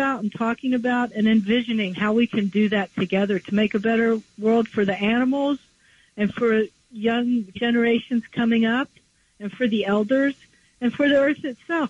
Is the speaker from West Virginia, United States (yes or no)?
yes; West Virginia, United States; I grew up in West Virginia, and I've seen firsthand the utter destruction that things like mountaintop removal cause